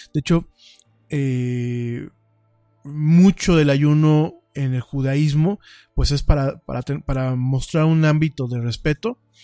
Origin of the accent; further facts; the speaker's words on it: Mexico; la mexicanidad y las costumbres de nuestro pueblo